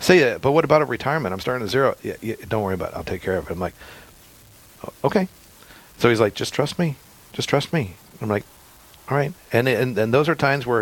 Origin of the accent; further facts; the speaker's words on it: Missouri, United States; moved away as an adult; now in North Dakota, United States; I grew up in Missouri.